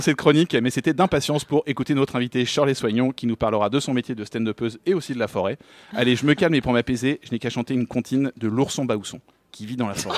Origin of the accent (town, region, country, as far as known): Paris, Île-de-France, France; born or raised there